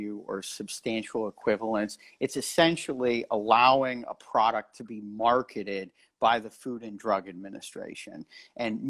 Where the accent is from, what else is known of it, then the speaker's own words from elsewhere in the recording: Erie, Pennsylvania, United States; moved away as an adult; now in Washington, D.C., United States; I've been in my hometown of Erie, Pennsylvania for the past few weeks